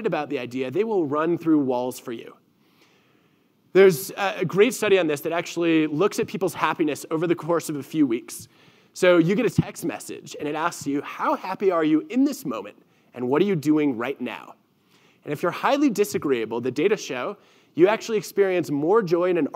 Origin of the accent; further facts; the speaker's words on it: Michigan, United States; moved away; growing up in Michigan right near the Canadian border where we actually drove south to get to Canada